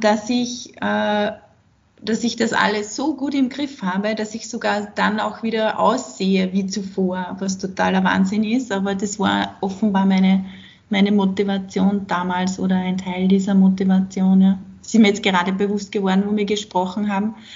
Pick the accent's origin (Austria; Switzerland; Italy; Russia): Austria; bei uns in Österreich